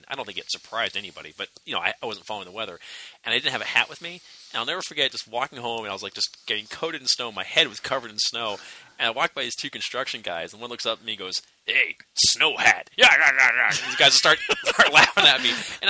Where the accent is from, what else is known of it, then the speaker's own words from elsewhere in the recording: Pennsylvania, United States; when I was growing up in Pennsylvania